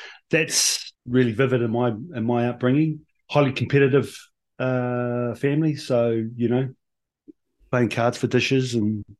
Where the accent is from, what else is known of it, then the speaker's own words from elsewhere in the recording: Blenheim, Marlborough, New Zealand; moved away as an adult; now in Japan; I'm born and bred in Blenheim.